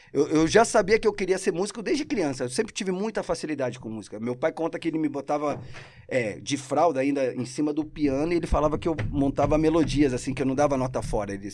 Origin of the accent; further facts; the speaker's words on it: Argentina; Portuguese is a second language; now in Brazil; Você, porque os caras veem meu sotaque e falam assim: você é carioca? Aí eu falo, não, eu sou argentino.